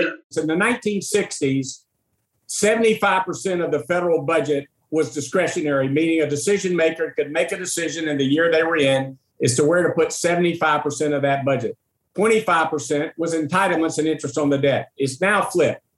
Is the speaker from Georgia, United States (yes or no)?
yes; Macon, Georgia, United States; my hometown of Macon, Georgia